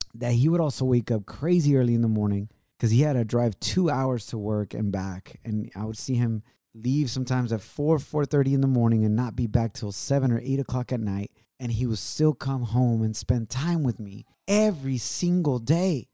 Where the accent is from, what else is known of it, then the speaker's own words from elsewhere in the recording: Ocotlán, Jalisco, Mexico; moved away; it's about an hour away from Ocotlán, which is my hometown